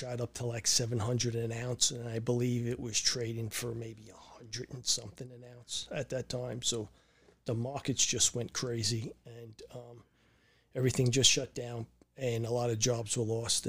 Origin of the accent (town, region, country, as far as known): Brooklyn, New York, United States; born or raised there